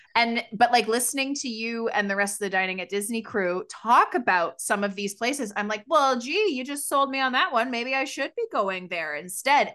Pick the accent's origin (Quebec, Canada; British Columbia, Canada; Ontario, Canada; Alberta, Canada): Ontario, Canada; Canada near Toronto; we come from Canada near Toronto